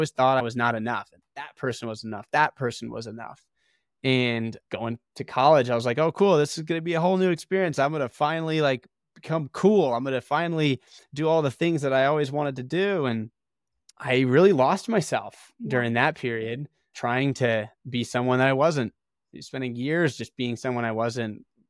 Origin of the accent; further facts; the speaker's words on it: Ohio, United States; I grew up in Ohio.